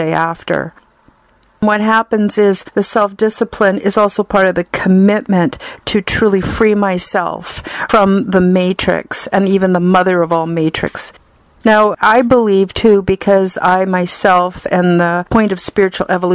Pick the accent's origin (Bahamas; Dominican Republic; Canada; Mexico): Canada; I'm Canadian